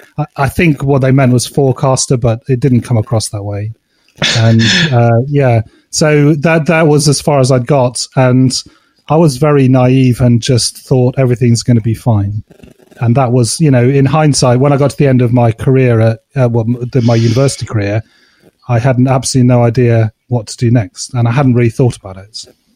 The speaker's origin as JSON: {"language": "English", "town": "Cheltenham", "region": "South West England", "country": "United Kingdom", "tie": "born or raised there", "said": "No, I grew up in Cheltenham, which is a small town just south of Birmingham."}